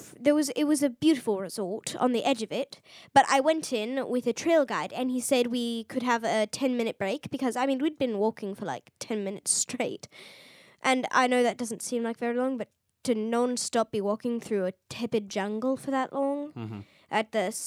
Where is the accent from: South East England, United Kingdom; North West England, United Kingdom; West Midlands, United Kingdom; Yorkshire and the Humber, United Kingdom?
South East England, United Kingdom; I'm from Oxfordshire, and we don't exactly get fire ants there.